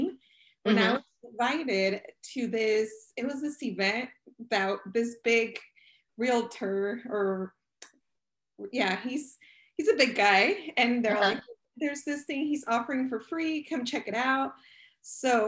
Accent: California, United States; also born or lived in Mexico; I was born in Mexico and I got to go to school for a few years. I started here the fourth grade in California

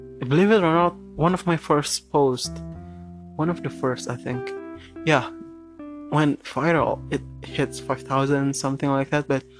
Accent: Jakarta, Indonesia; English is a second language; I'm born and raised in Jakarta. Jakarta is my home, but I write in English, and it's not my first language

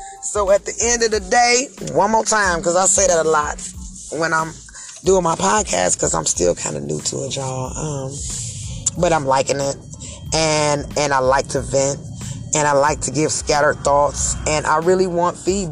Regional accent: Cleveland, Ohio, United States; I'm from Cleveland, Ohio

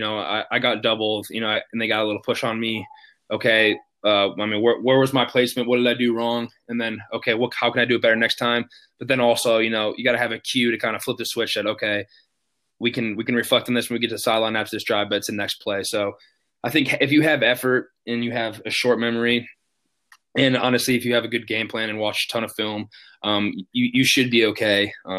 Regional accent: Chicago, Illinois, United States; growing up in Chicago, and Derrick Rose, losing to him every single year

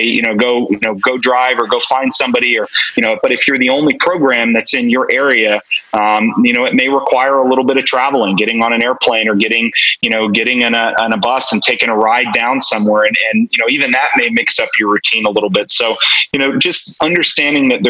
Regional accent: New Jersey, United States; moved away as an adult; also born or lived in South Brunswick, New Jersey; now in Texas, United States; I grew up in New Jersey

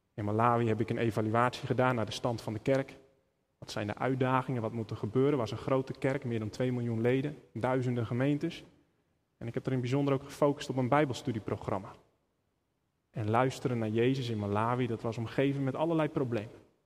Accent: Netherlands; we als Nederlanders

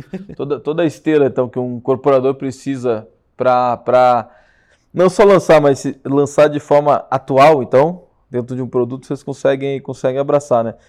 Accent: Rio Grande do Sul, Brazil; moved away as an adult; now in São Paulo, Brazil; nós gaúchos estamos invadindo São Paulo

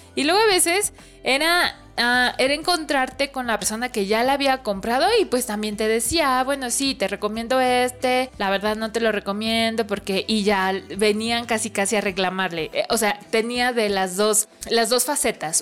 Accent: Mexico; yo estoy, vengo de México

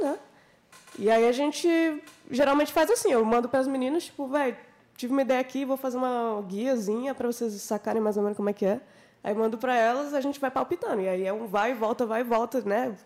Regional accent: Minas Gerais, Brazil; moved away as an adult; now in Brasília, Brazil; eu sou de Minas Gerais, eu vim aqui para Brasília para fazer esse projeto

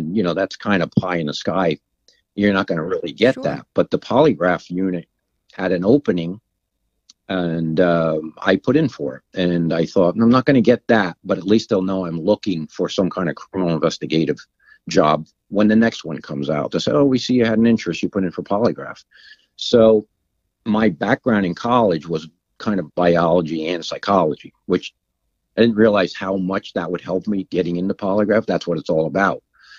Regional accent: United States; Sussex County.

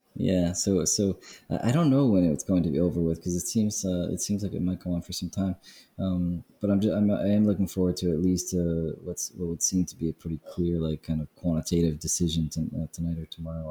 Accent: New York City, New York, United States; now in Prague, Czech Republic; I'm from Brooklyn

